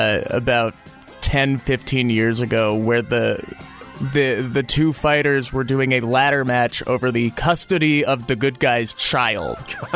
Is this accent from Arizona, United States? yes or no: yes; Tempe, Arizona, United States; Yeah, I'm from Tempe.